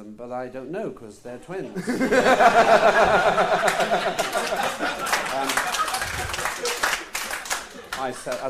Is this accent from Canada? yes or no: no; Northern Ireland, United Kingdom; first language Estonian; English is a second language; moved away; also born or lived in Newcastle upon Tyne; In Northern Ireland, there weren't that many Estonians. There were 12 of us